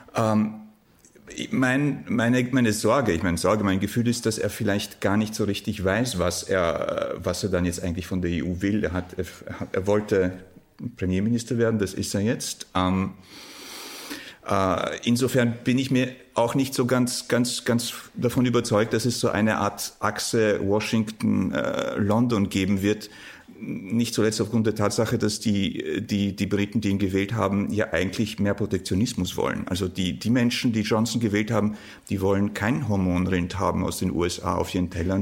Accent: Warsaw, Masovian Voivodeship, Poland; moved away; ich komme ja ursprünglich aus Warschau

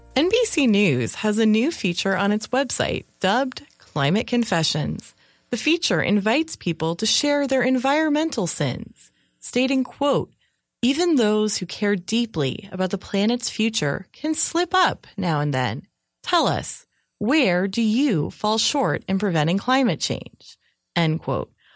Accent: California, United States; moved away; I'm originally from California

